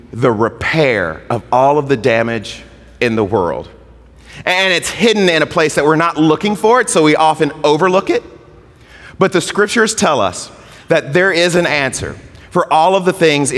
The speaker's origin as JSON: {"language": "English", "region": "Mississippi", "country": "United States", "tie": "born or raised there", "said": "I was a kid growing up in Mississippi"}